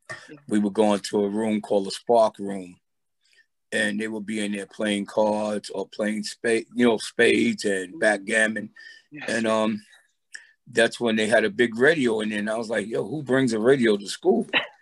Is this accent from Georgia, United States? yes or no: no; New York City, New York, United States; also born or lived in Roosevelt Island, New York; Originally from Brooklyn, New York.